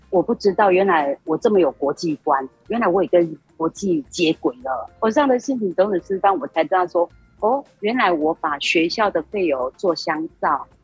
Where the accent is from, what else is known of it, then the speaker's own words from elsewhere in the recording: Hualien, Hualien County, Taiwan; also born or lived in Taipei; 我是来自花莲，我是在上藤工商，汉影科担任教师